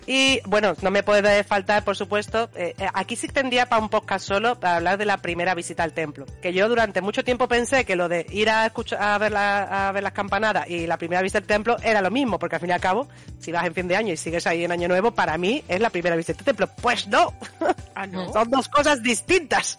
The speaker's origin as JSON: {"language": "Spanish", "country": "Spain", "said": "nosotros sí que es verdad que aquí en España somos más de los Reyes Magos"}